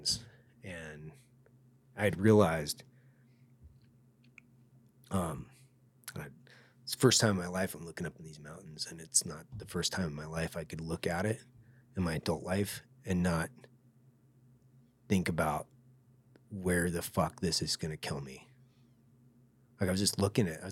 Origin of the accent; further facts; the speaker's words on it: United States; I grew up next to them